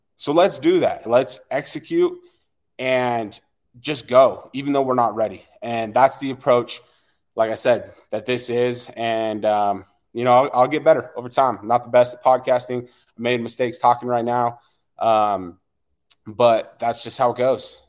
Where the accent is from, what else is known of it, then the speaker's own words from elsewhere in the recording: West Jordan, Utah, United States; I am from West Jordan, Utah.